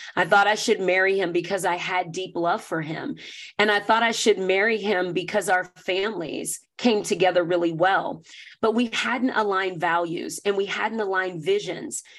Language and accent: English; the South, United States; I grew up Black in the South, in North America